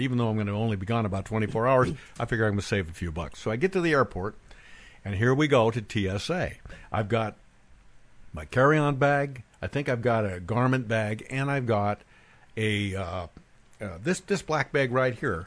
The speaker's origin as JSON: {"language": "English", "town": "Bend", "region": "Oregon", "country": "United States", "tie": "born or raised there", "moved": "yes"}